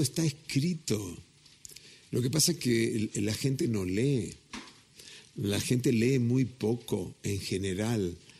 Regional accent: Mexico; soy mexicano hasta las pampas

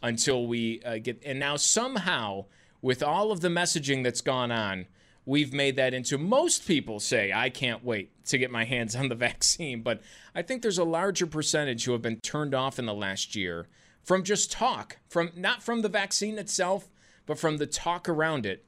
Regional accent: United States; as an American

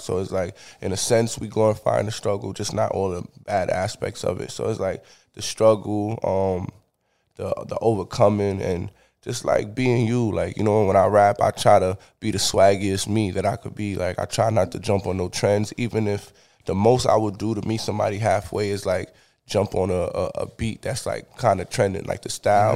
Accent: New York City, New York, United States; I'm from the Bronx, New York

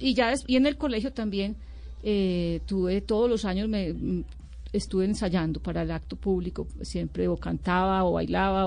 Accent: Medellín, Antioquia, Colombia; also born or lived in Sonsón; yo nací en Medellín, pero tuve la influencia de mi abuela y de todo ese mundo sonsoneño

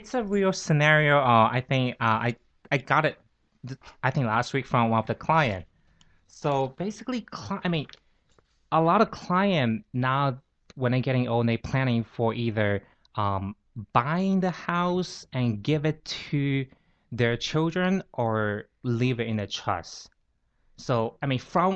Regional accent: Fuzhou area, Fujian, China; accent: Fuzhouese; English is a second language; now in New York, United States; I'm from mainland China. It's like near, it's a small island right across from Taiwan

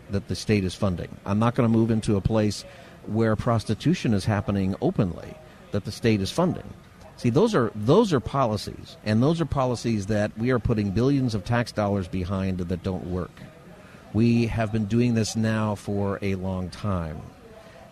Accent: United States; as an American and also as a Christian

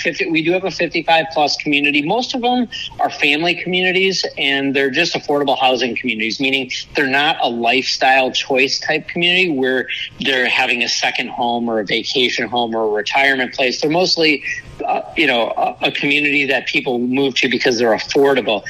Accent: Minnesota, United States; moved away as an adult; now in Florida, United States; I am from Minnesota. I grew up, lived there my entire life until about 11 years ago. I moved down to Florida in 2011

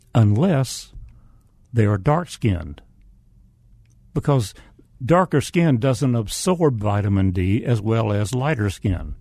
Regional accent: the South, United States; accent: Southern; spoke with a Southern accent

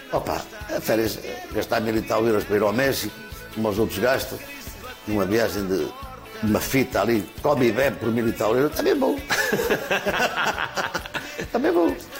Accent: Northern Portugal, Portugal

